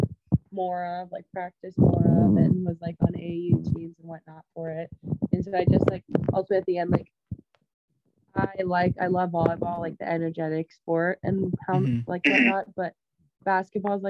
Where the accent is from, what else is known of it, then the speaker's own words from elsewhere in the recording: Pryor, Montana, United States; also born or lived in Billings, Montana; I grew up in Pryor, Montana, small reservation, like 40 minutes away from Billings. And then once I got to high school, my family decided to move to Billings